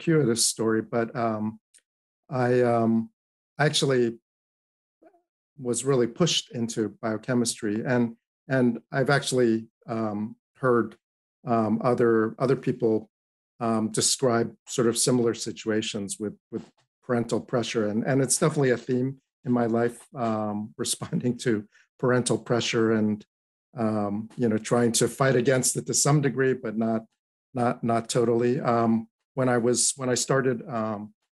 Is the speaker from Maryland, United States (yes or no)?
no; Teaneck, New Jersey, United States; also born or lived in Queens, New York; that's where I was born, in New York. And I grew up in New York and Queens initially, and then eventually in a northern New Jersey suburb, Bergen County, called Teaneck.